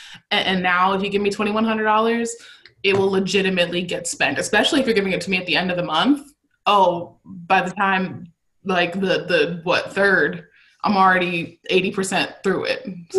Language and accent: English; Cleveland, Ohio, United States; also born or lived in Chicago; I said I'm from Cleveland, but I'm from a smaller suburb of Cleveland.